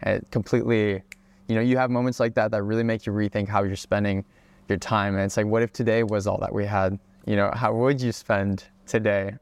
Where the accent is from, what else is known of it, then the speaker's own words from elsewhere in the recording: Hawaii, United States; moved away as an adult; also born or lived in Czech Republic / Oregon; I am originally from the Czech Republic, but I moved to Hawaii when I was about five years old, uh, which was the most incredible place to grow up.